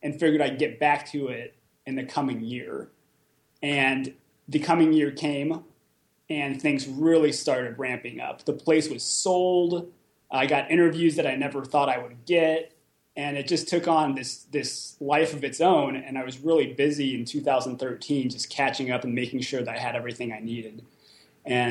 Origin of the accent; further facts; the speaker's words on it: Southern California, United States; moved away as an adult; now in Detroit, United States; I grew up in Southern California